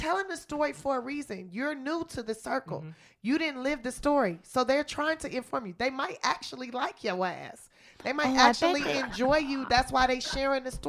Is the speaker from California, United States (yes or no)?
yes; Los Angeles, California, United States; I'm from South Central Los Angeles